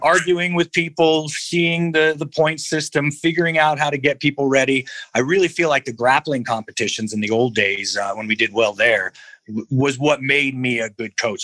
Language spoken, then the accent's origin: English; Albuquerque, New Mexico, United States; I was raised in the South Valley of Albuquerque, New Mexico